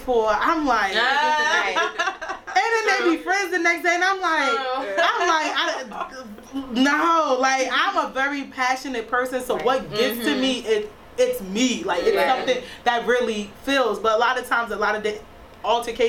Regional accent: East Orange, New Jersey, United States; I grew up in East Orange, so I went to Tyson from 6th grade to 12

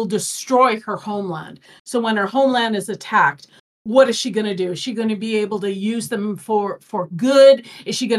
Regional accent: Chicago, Illinois, United States; now in Phoenix, United States; I grew up in Chicago

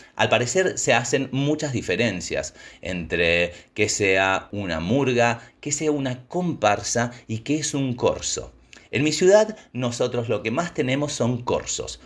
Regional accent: Neuquén, Argentina; yo soy de Neuquén. Neuquén está en el norte de la Patagonia

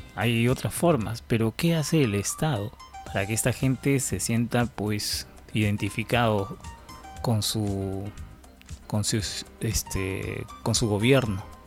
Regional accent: Peru; nosotros como peruanos

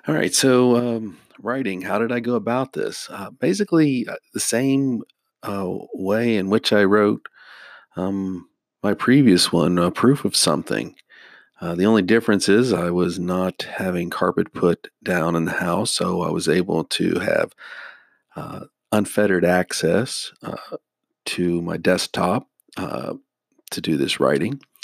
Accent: Wheeling, West Virginia, United States; also born or lived in North Carolina; I wanted to come back to Wheeling

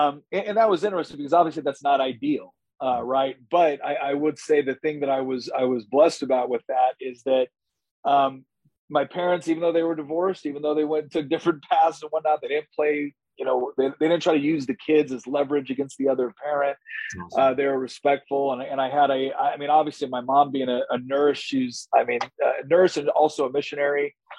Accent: Chico, California, United States; I was born and raised in Chico, California, and then Durham, you know, it's just kind of down the road.

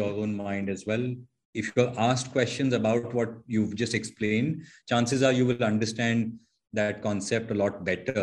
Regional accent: Dehradun, Uttarakhand, India; moved away as an adult; also born or lived in Mussoorie / Pune; I grew up in Dehradun, northern part of India.

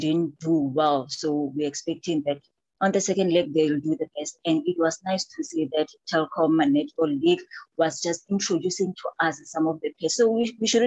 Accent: North West, South Africa; I'm from the Northwest

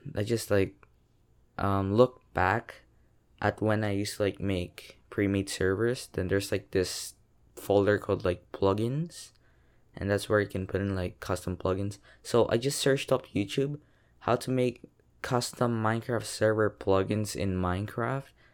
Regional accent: Philippines; I'm a Filipino from the Philippines

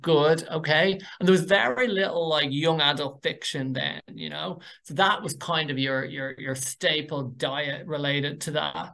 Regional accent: Dublin, Leinster, Ireland; I'm from North Dublin.

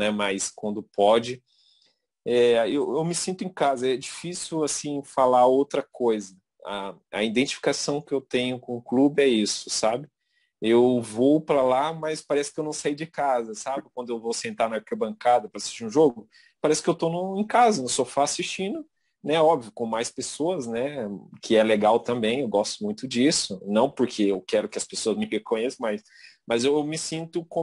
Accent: Mato Grosso do Sul, Brazil; moved away; quando saí de Mato Grosso do Sul, foi que me deu a oportunidade de fazer aquilo que, que amo fazer, que é jogar futebol, né?

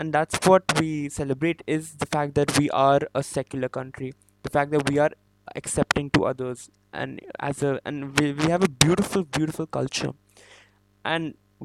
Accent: India; where am I from and I say Indian

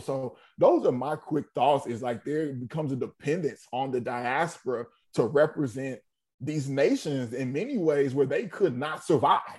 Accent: United States; also born or lived in Panama; I'm born and raised in the United States

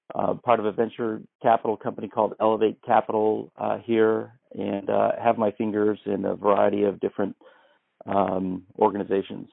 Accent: Canby, Oregon, United States; I'm a small town boy growing up in Canby, Oregon

